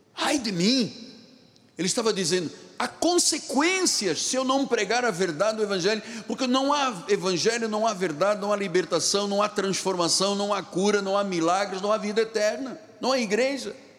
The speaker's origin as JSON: {"language": "Portuguese", "town": "Luanda", "region": "Luanda Province", "country": "Angola", "tie": "born or raised there", "moved": "yes", "lives_now": "Rio de Janeiro, Brazil", "said": "Bengo era um rio que fornecia água na minha cidade de Luanda, Angola, onde eu nasci"}